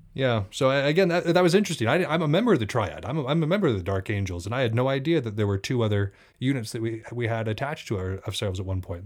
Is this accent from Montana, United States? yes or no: yes; Montana, United States; I come from the Northwest, y'all. I come from Montana specifically. At night, it gets real quiet here